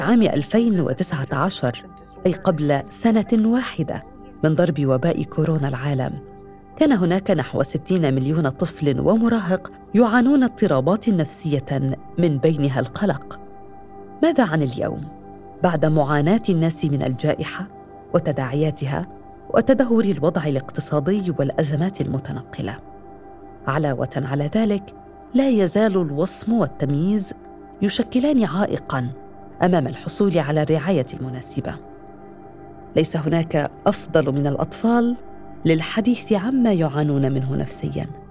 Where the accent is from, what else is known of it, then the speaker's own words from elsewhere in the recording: Aleppo, Aleppo Governorate, Syria; من حلب